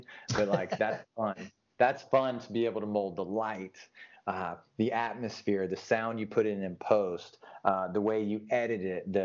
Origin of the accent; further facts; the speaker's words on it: the South, United States; And growing up in the South, especially as a young man